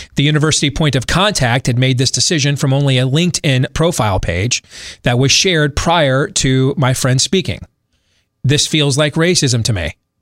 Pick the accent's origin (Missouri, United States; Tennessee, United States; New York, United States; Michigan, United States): Michigan, United States; my home state of Michigan